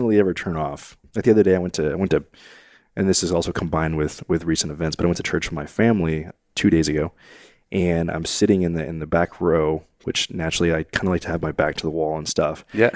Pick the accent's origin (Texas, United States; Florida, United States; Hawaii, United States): Texas, United States; College Station; I grew up in College Station.